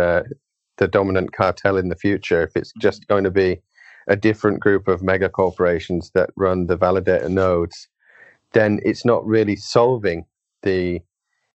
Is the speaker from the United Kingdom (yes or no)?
yes; United Kingdom; As a Brit